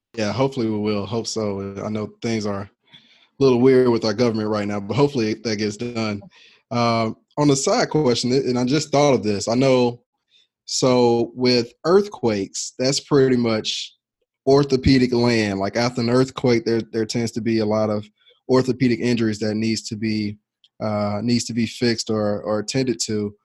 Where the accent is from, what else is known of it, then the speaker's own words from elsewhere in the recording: the South, United States; I'm from the South